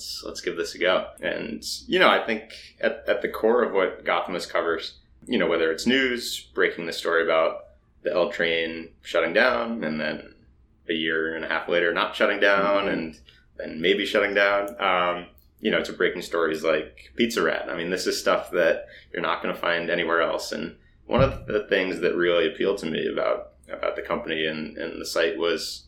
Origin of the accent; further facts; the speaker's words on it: Boston, Massachusetts, United States; moved away as an adult; now in New York, United States; I'm from Boston originally, so okay. I'm behind enemy lines here, but I've been here for coming up on 9 years